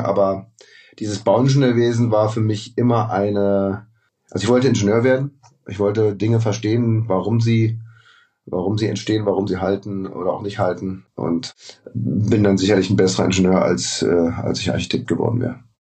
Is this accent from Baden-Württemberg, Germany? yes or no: no; Berlin, Germany; moved away as an adult; also born or lived in Munich; ich bin in Tempelhof geboren und aufgewachsen